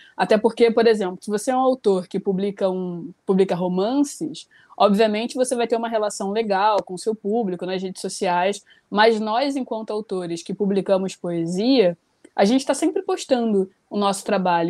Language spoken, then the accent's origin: Portuguese; Rio de Janeiro, Brazil; eu tenho 29 anos, sou carioca.